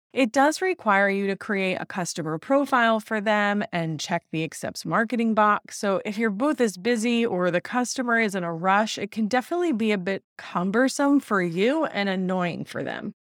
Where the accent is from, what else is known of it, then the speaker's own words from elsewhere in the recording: New York, United States; I'm from New York